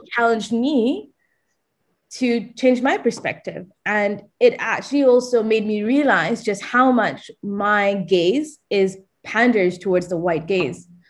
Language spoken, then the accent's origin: English; Malaysia; moved away; growing up in Malaysia from an affluent family